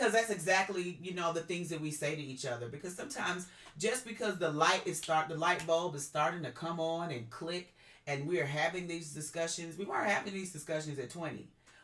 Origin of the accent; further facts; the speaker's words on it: the South, United States; I was raised in the South.